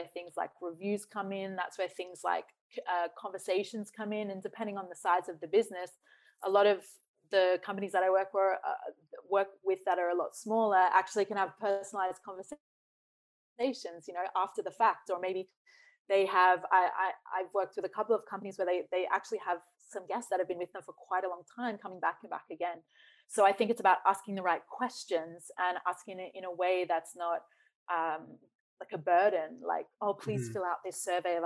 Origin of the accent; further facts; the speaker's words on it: Australia; also born or lived in New Zealand; I grew up in Australia. So when I say I'm Australian